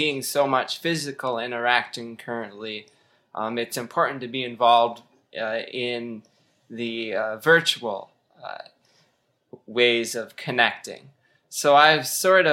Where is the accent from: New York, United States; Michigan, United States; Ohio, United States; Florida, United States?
Michigan, United States; moved away as an adult; also born or lived in Wisconsin; I recently moved to back home to Michigan